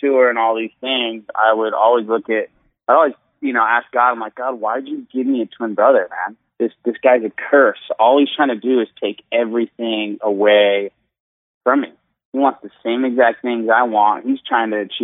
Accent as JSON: {"language": "English", "town": "Satellite Beach", "region": "Florida", "country": "United States", "tie": "born or raised there", "moved": "as an adult", "lives_now": "Orlando, United States", "said": "I was born in Satellite Beach and then actually live in Orlando"}